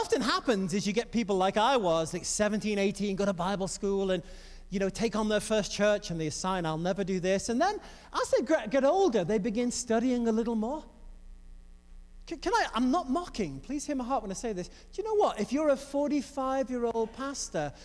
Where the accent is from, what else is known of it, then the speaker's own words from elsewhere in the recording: England, United Kingdom; I grew up in the Assemblies of God in England